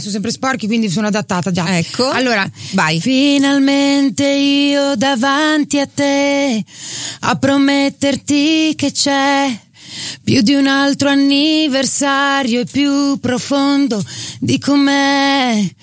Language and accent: Italian; Emilia-Romagna, Italy; accent: Romagnolo